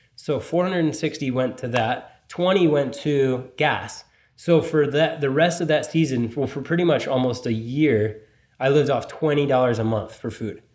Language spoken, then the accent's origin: English; Pennsylvania, United States; born or raised there; also born or lived in Philadelphia; now in Los Angeles, United States